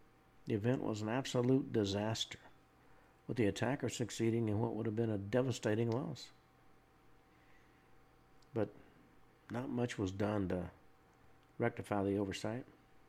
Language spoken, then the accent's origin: English; Murfreesboro, Tennessee, United States; I grew up right near the Stones River battlefield